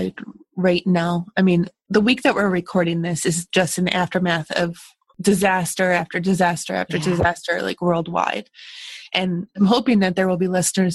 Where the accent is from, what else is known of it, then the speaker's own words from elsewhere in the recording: New York, United States; moved away as an adult; also born or lived in Westchester; now in Ohio, United States; I grew up in New York and then moved to Ohio